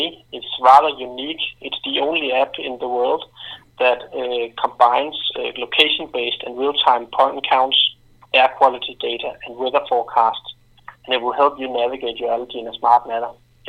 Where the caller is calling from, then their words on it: Denmark; I'm calling in from Clarify.me in Denmark.